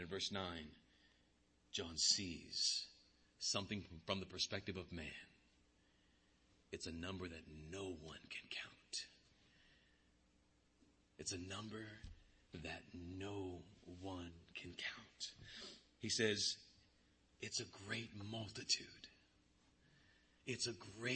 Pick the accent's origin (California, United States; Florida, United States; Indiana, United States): California, United States; Bakersfield; I grew up in Fairfax, the darker part of Bakersfield.